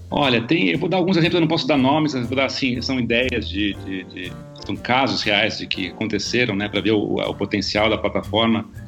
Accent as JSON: {"language": "Portuguese", "country": "Brazil", "said": "como brasileiro"}